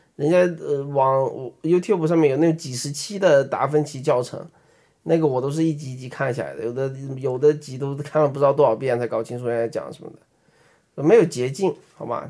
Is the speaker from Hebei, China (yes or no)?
no; Beijing, China; accent: Beijing accent (北京腔); 我们就上班儿，在那个北京上班儿